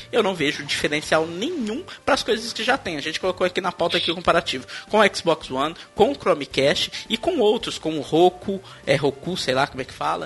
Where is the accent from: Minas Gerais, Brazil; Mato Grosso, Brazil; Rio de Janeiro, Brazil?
Minas Gerais, Brazil; o trem aqui de mineiro, né? Eu sou mineiro, por isso que eu falo